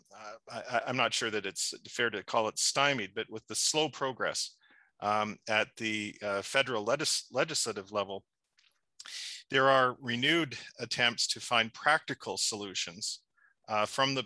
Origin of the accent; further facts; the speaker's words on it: Ontario, Canada; I'm just a humble boy from a small town, Ontario.